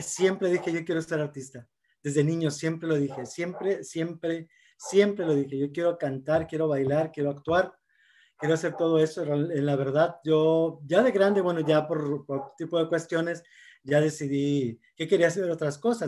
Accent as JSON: {"language": "Spanish", "town": "Monterrey", "region": "Nuevo León", "country": "Mexico", "tie": "born or raised there", "said": "Soy originario de aquí de Monterrey, Nuevo León, nacido aquí, ahora sí que regio de hueso colorado"}